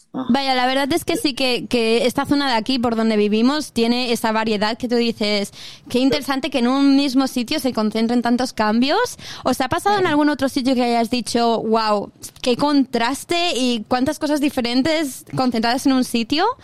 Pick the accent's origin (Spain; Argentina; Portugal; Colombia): Spain; Inca, Balearic Islands; accent: Spanish; moved away as an adult; now in Perth, Australia; Yo soy del centro de la isla, de Inca, centro entre comillas también, del corazón de Mallorca